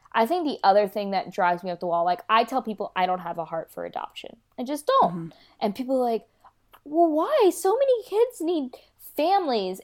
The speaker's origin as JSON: {"language": "English", "region": "North Carolina", "country": "United States", "tie": "born or raised there", "also_born_or_lived": "Kolkata, India", "said": "And then I was adopted into a Caucasian family in North Carolina."}